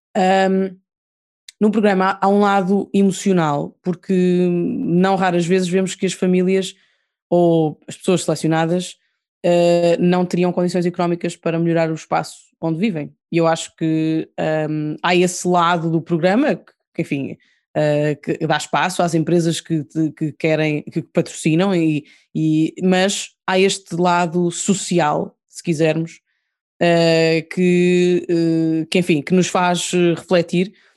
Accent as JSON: {"language": "Portuguese", "country": "Portugal", "said": "somos portugueses"}